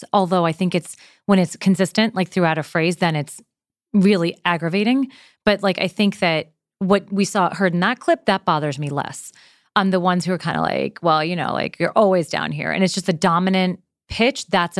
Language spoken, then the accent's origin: English; New York, United States; I'm from New York, so I have heard it.